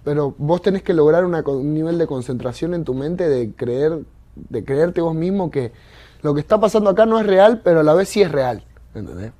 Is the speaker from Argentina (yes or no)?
yes; Argentina; yo vengo de Argentina, de un barrio que nada que ver, ¿entendés? Con Miami